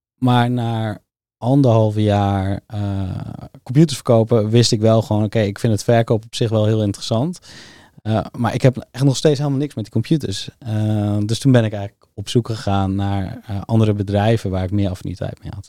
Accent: Soesterberg, Utrecht, Netherlands; also born or lived in Zeist; ik groeide eigenlijk op in Soesterberg

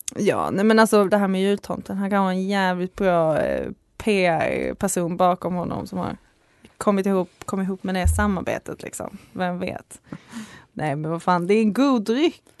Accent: Skåne, Sweden; accent: Skåne dialect; now in Uppsala, Sweden; jag är från Skåne, så jag har en ljuvlig dialekt alltså.

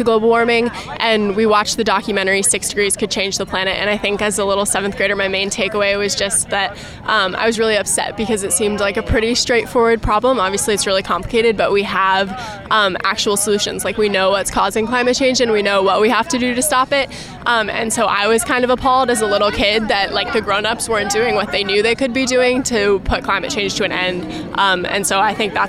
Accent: Camarillo, California, United States; I grew up in Camarillo, California.

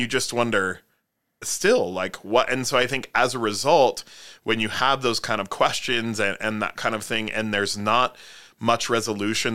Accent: South Dakota, United States; I grew up in South Dakota

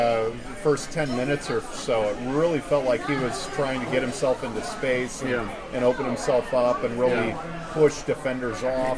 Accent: Davenport, Iowa, United States; moved away as an adult; also born or lived in Pierce County, Washington; now in Tacoma, United States; Originally, I come from Davenport, Iowa, the Midwest. I moved out here for the military.

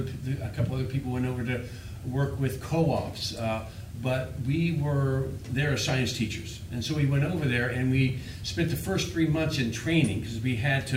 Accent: Barnesville, Ohio, United States; now in Maine, United States; I spent my whole childhood in Barnesville, Ohio. I first came to Maine when I was 17 years old.

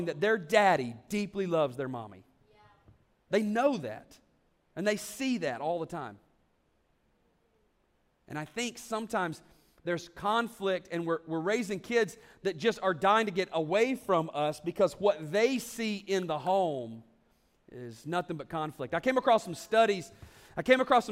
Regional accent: the South, United States; I'm from the South

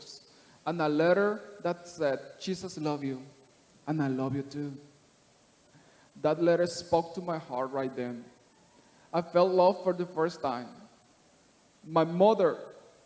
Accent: Panama City, Panama; moved away; I'm from Panama City, Panama. I was born and raised in the slums, in the ghetto

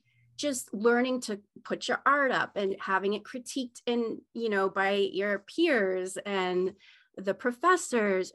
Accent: Maine, United States; I grew up in Maine

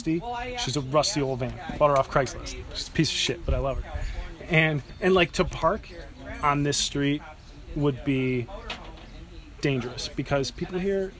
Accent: Seven Hills, Ohio, United States; also born or lived in Independence, Ohio; born and raised in Seven Hills, Ohio, moved to Independence, Ohio, and been living in a van for 5 or 6 months

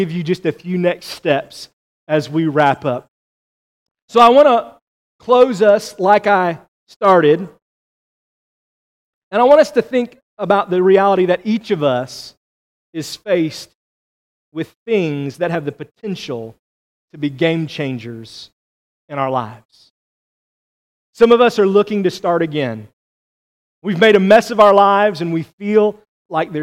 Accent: United States; we as American Christians

